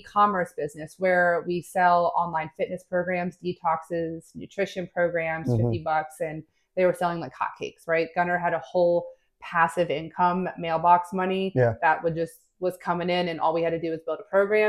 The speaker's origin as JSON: {"language": "English", "town": "State College", "region": "Pennsylvania", "country": "United States", "also_born_or_lived": "Washington, D.C.", "moved": "as an adult", "lives_now": "Charleston, United States", "said": "So I'm originally from the Northeast, State College, Pennsylvania. Yep. My whole family was there, multi-generational Penn Staters."}